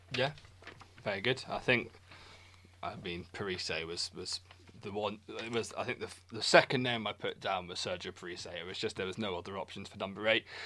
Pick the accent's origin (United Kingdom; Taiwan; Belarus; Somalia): United Kingdom; Scotland; me being Scottish